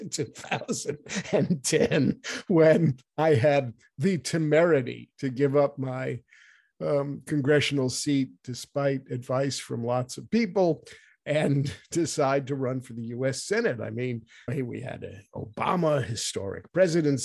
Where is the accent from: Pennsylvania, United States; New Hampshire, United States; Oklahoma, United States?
New Hampshire, United States; started in New Hampshire in my home state